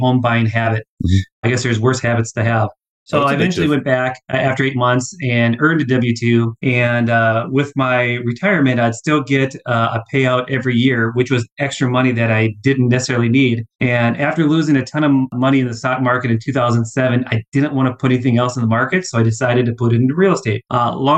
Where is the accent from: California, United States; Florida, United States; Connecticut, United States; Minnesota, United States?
Minnesota, United States; accent: long O's; now in Dallas, United States; Live here in Dallas. I'm from Minnesota. So if you hear the long O's, blame it on the great white north